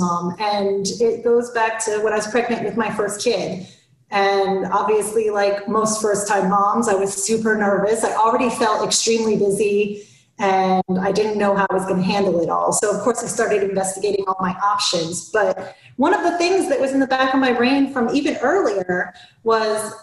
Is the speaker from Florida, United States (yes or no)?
yes; Florida, United States; now in Atlanta, United States; I grew up in Florida